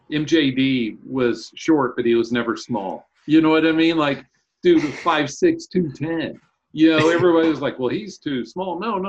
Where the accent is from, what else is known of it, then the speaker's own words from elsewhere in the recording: Tulsa, Oklahoma, United States; I grew up in Tulsa